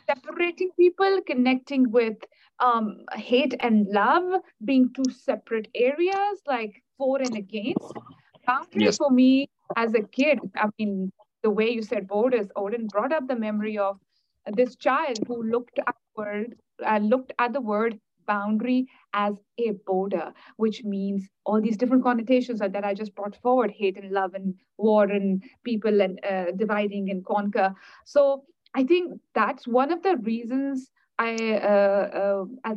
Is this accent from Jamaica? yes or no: no; Pakistan; English is a second language; moved away; growing up in Pakistan